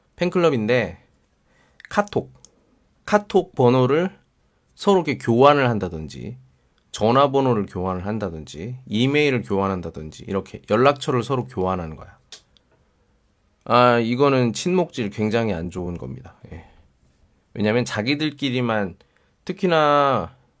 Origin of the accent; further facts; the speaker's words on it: Daejeon, South Korea; moved away; 제가 대전 사람이잖아요.